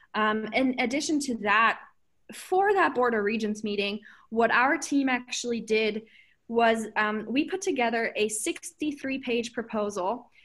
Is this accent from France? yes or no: no; Germany; moved away as an adult; now in Alaska, United States; I'm from Germany.